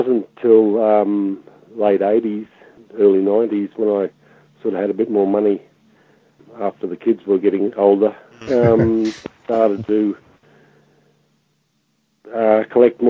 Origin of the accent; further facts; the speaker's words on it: Brisbane, Queensland, Australia; I grew up in Brisbane